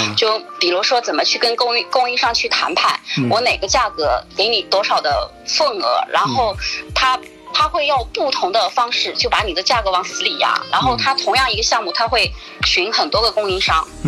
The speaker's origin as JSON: {"language": "Chinese", "region": "Shanghai", "country": "China", "said": "他就问我你是哪里的？我说我上海的。"}